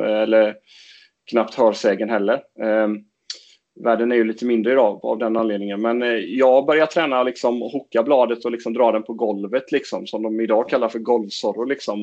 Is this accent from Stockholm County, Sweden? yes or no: no; Fagerhult, near Jönköping, Jönköping County, Sweden; vi kom ju från en förening, förening på den tiden hette Brandstorp men numera heter den Fagerhult